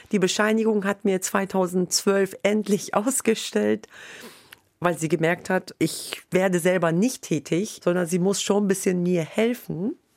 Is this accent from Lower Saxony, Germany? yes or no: yes; Hanover, Lower Saxony, Germany; moved away as an adult; now in Bremen, Germany; Ich komme ja ursprünglich aus Hannover und seit 2005 wohne ich in Bremen.